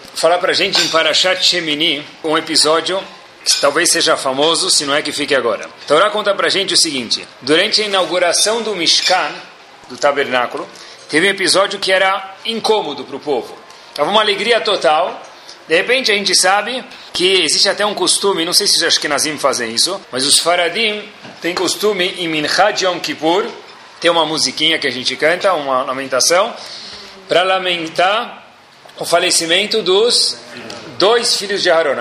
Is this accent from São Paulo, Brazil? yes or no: no; Brasília, Federal District, Brazil; sou de Brasília